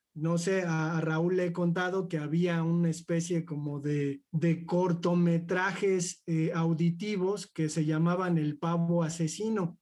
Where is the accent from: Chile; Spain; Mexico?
Mexico; somos nosotros los mexicanos